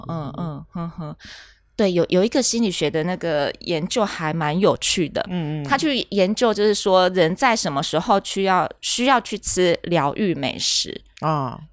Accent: rural Kaohsiung, Taiwan; 我们乡下，高雄乡下地方就吃

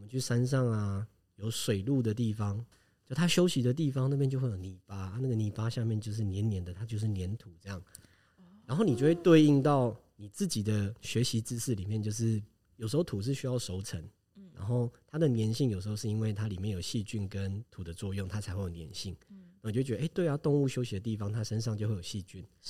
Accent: Taiwan; also born or lived in Tainan / Taitung; 我本身是台湾人

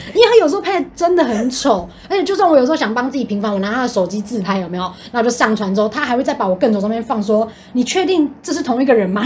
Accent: Taiwan; 我们从小就是在台湾长大

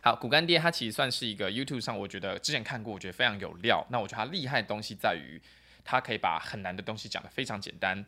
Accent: Taiwan; 毕竟我是台湾人

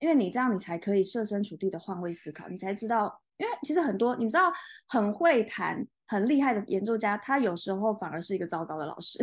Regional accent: Taiwan

